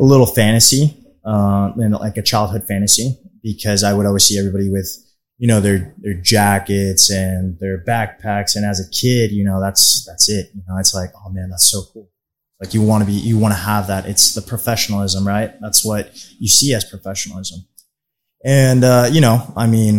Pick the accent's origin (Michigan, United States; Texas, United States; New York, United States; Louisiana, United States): Texas, United States; Plano; also born or lived in Mexico; I grew up in the Plano area. I'm originally from Mexico